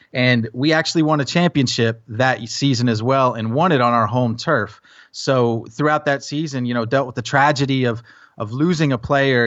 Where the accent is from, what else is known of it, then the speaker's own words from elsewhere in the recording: Tennessee, United States; also born or lived in New Jersey; while I grew up in Tennessee